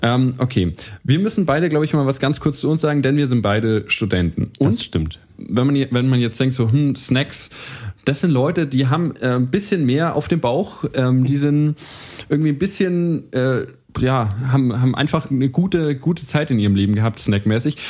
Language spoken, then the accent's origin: German; Ansbach, Bavaria, Germany; wir kommen beide aus Ansbach